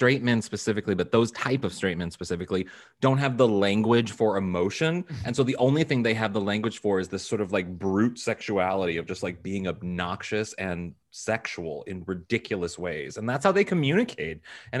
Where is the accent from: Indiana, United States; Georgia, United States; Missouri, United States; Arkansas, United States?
Missouri, United States; St. Louis; I'm from St. Louis, but my whole family's from St. Joseph, Missouri.